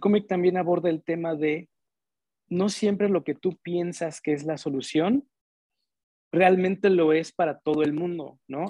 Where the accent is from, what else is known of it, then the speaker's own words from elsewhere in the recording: Mexico; crecimos en un México en el que pues, lo más chingón éramos nosotros